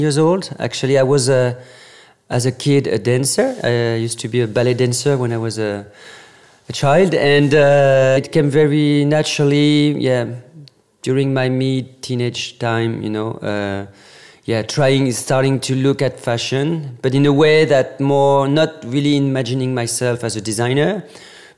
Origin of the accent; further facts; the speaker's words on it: Normandy, France; English is a second language; moved away as an adult; now in Paris, France; Born and raised in Normandy